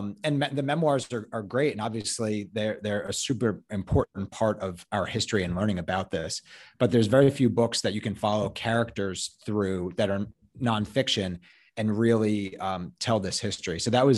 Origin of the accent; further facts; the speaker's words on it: Chicago, Illinois, United States; And like you said, I grew up in Hyde Park.